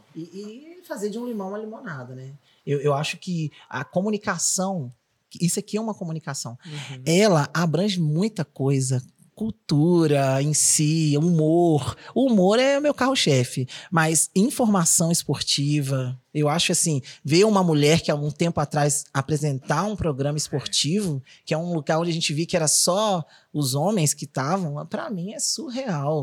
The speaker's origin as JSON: {"language": "Portuguese", "region": "Rio de Janeiro", "country": "Brazil", "moved": "yes", "said": "vim da escolinha de base do Flamengo, sou carioca"}